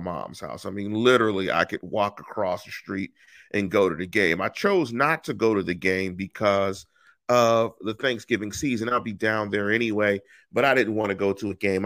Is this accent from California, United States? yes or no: yes; Inglewood, California, United States; also born or lived in Pittsburgh; I grew up in that area